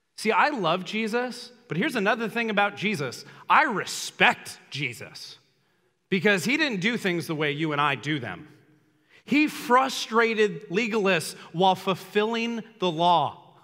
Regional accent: Los Angeles, California, United States; I grew up in Los Angeles, so there was celebrities everywhere

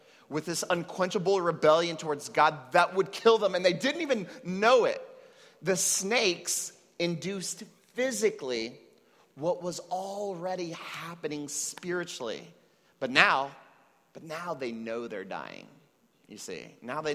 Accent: United States; now in Puerto Rico; I was raised in the United States to Mexican parents

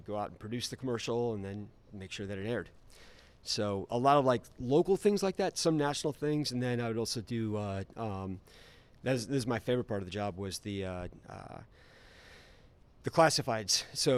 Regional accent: Omaha, Nebraska, United States; born there; I was born in Omaha.

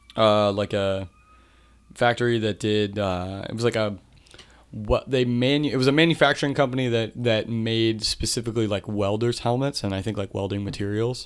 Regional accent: Marcus Hook, Pennsylvania, United States; also born or lived in Media, Pennsylvania; I grew up mainly in Marcus Hook, Pennsylvania

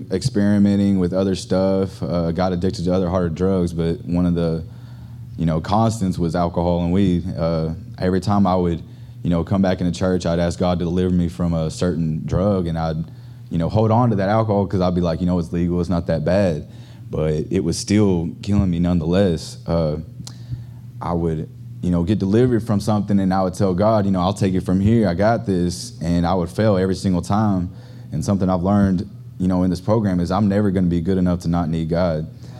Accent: Arkansas, United States; now in Houston, United States; I'm actually from Arkansas.

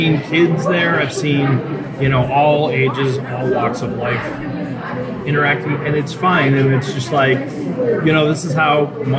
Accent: New England, United States; I grew up in New England as well

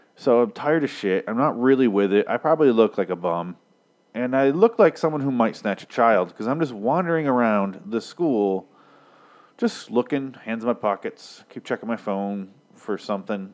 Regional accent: Michigan, United States; I'm from Michigan

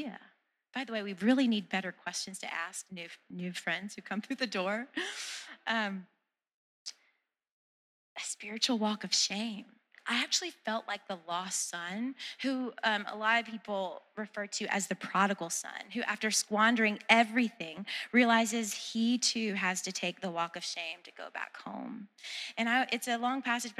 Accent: the South, United States; I'm from the South

